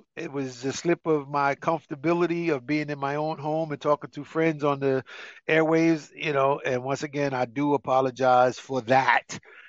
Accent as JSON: {"language": "English", "region": "New Jersey", "country": "United States", "said": "I'm from North Jersey."}